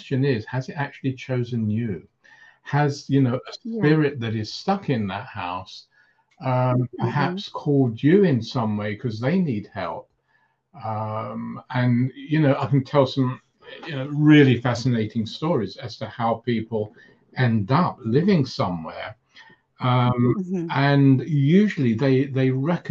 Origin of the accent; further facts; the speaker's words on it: London, United Kingdom; also born or lived in Cyprus; when I came to London from Cyprus with my parents at about 2 years old, and staying in a house in North London